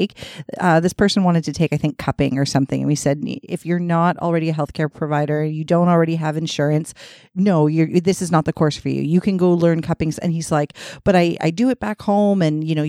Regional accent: Canada; I am French Canadian

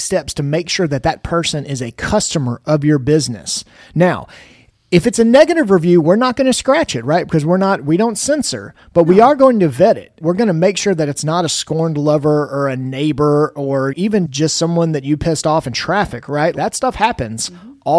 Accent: Memphis, Tennessee, United States; also born or lived in Jackson, Tennessee; I grew up in Memphis. I went to high school here

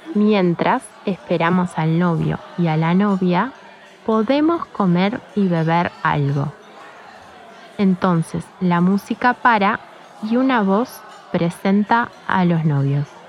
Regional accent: Montevideo, Uruguay; soy de Montevideo, la capital de Uruguay

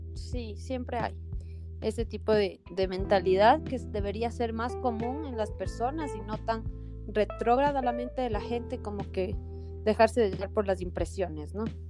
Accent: Ecuador; Nosotros no tenemos acento, según nosotros, según los ecuatorianos

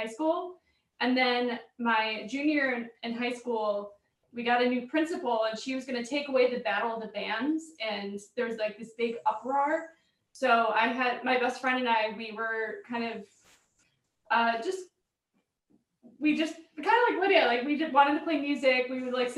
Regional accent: Stevens Point, Wisconsin, United States; now in Milwaukee, United States; I'm from Stevens Point

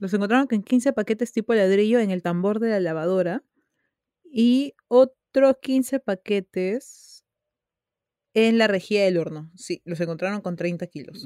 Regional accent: Peru; Somos peruanos

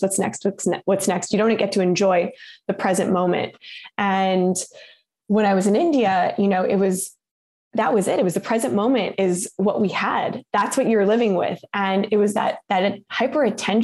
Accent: Canada; growing up in Canada

